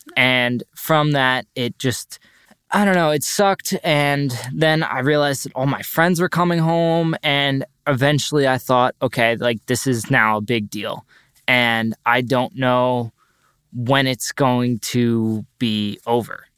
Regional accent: North Shore, Long Island, New York, United States; also born or lived in Boulder, Colorado; I also graduated from North Shore High School, and I'm from the North Shore, Long Island

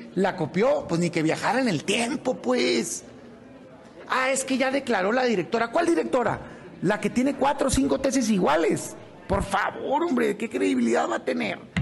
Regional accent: Mexico; somos los mexicanos

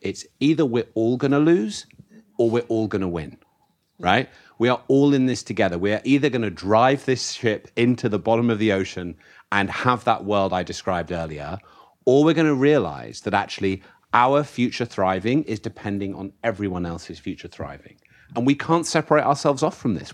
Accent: United Kingdom; I come from the UK, the birthplace of the Industrial Revolution.

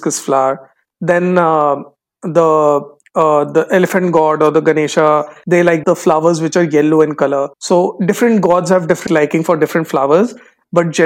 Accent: Kanpur, Uttar Pradesh, India; visited me in my hometown, Kanpur, Uttar Pradesh.

